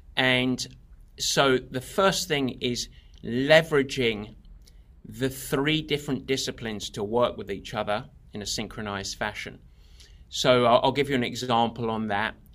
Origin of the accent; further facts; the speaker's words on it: England, United Kingdom; now in California, United States; I'm, I'm English originally, although, uh, plenty of Americans confuse me for Australian.